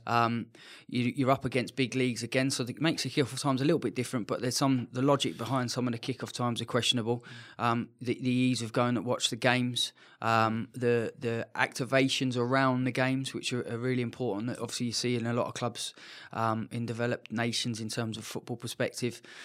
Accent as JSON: {"language": "English", "region": "England", "country": "United Kingdom", "moved": "yes", "said": "being English"}